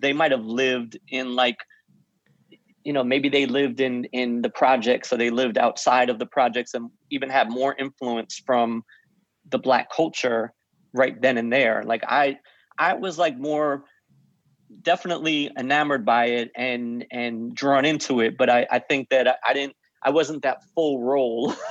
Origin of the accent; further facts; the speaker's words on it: White Plains, New York, United States; also born or lived in Forest Hills, Queens, New York; born in, in Forest Hills, lived in Queens till it was about five or six, and then moved to White Plains